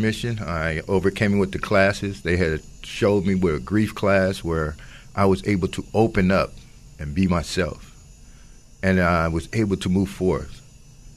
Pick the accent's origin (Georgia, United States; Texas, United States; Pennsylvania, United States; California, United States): California, United States; Oakland; I'm from Oakland